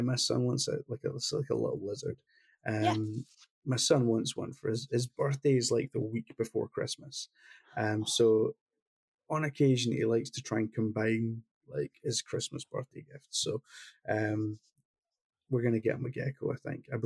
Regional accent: Glasgow, Scotland, United Kingdom; he came from the same city I came from Glasgow

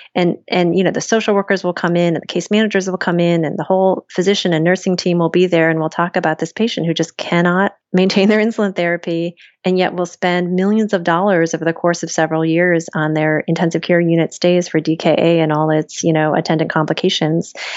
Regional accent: small town near Cleveland, Ohio, United States; moved away; Small town Ohio, Ferry Park, Ohio, outside of Cleveland

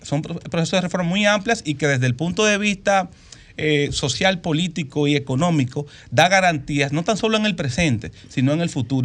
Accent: Dominican Republic; como ciudadanos dominicanos

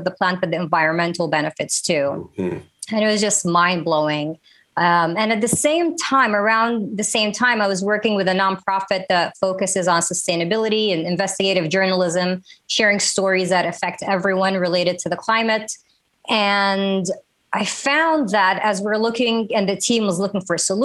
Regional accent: Saudi Arabia; also born or lived in Minneapolis, Minnesota, United States / Washington, D.C., United States; now in Los Angeles, United States; I'm Saudi American, born in Minneapolis, raised in Saudi Arabia, and Washington, D.C. has been my home for 20 years

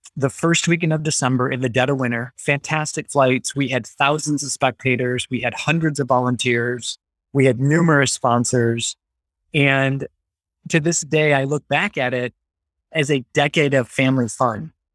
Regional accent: Battle Creek, Michigan, United States; also born or lived in Grand Rapids, Michigan; I grew up in the Battle Creek, Michigan area

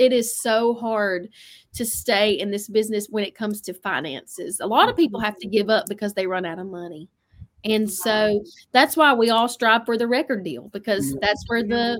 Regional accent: New York, United States; And someone said that accent. That's hilarious. Hey, I'm from New York. You know that.

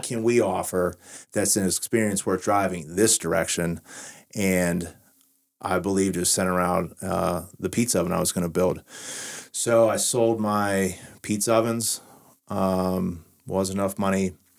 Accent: Washington, Pennsylvania, United States; to restore my hometown

